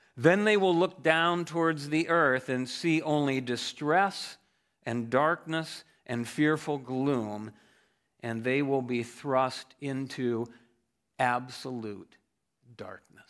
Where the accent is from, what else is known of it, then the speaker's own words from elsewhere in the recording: Ohio, United States; I grew up in Ohio